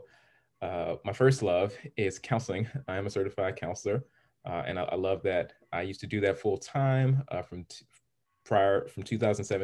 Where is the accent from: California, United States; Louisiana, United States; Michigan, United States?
California, United States; Los Angeles; I was raised, I'm originally from Los Angeles, California, and I was around so many different people coming up